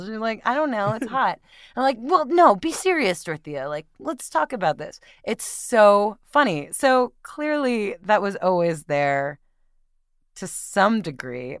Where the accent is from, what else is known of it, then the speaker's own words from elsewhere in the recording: Westchester, New York, United States; moved away as an adult; also born or lived in Brooklyn, New York; now in San Francisco Bay Area, United States; they moved to the suburbs, and that's where I grew up.